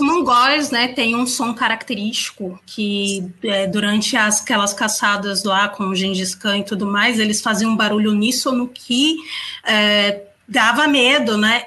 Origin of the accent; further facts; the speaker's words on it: São Paulo, Brazil; accent: São Paulo accent; o nosso sotaque aqui, o sotaque aqui de São Paulo